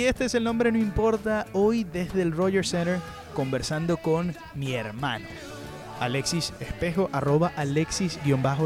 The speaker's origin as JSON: {"language": "Spanish", "country": "Venezuela", "said": "para uno como periodista venezolano"}